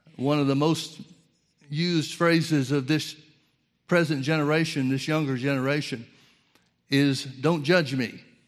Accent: Birmingham, Alabama, United States; I grew up in the Southern Baptist Church in Birmingham, Alabama

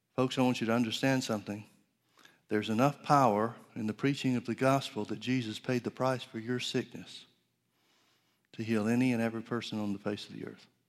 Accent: Center Point, Alabama, United States; I grew up in Alabama in the, uh, northeast part of, uh, well, outside of Birmingham to the northeast.

